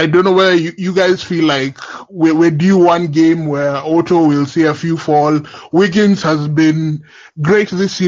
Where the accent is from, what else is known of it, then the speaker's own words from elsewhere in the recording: Kenya; I'm from Kenya